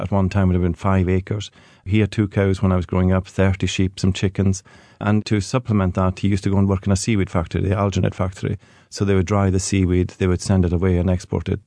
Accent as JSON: {"language": "English", "area": "Hebrides", "region": "Scotland", "country": "United Kingdom", "tie": "born or raised there", "said": "growing up in the Hebrides"}